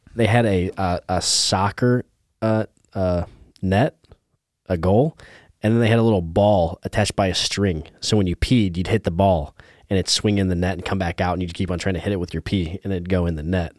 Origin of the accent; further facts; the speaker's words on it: Indiana, United States; moved away; I'm from Indiana